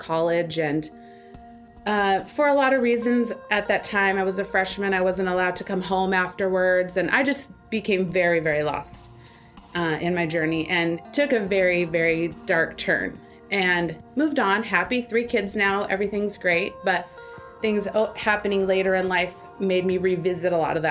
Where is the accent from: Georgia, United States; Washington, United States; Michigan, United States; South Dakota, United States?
Washington, United States; Tacoma; I grew up in Tacoma